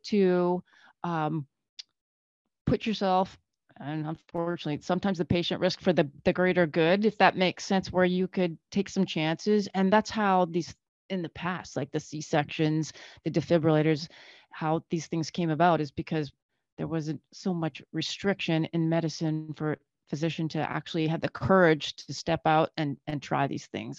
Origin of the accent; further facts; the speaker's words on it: Northern Canada, Canada; moved away as an adult; now in United States; we grew up in Canada. I grew up in Northern Canada.